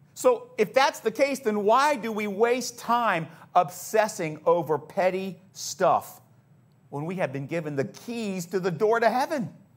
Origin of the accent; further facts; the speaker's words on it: United States; our American Christianity